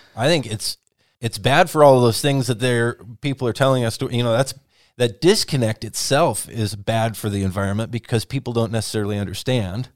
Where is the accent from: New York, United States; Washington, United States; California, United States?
Washington, United States; Whatcom County; the community where I grew up in Watcom County